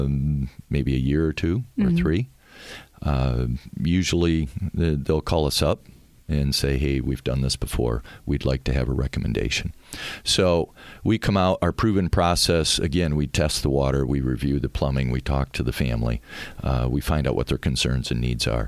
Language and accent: English; Kalamazoo, Michigan, United States; born and raised in Kalamazoo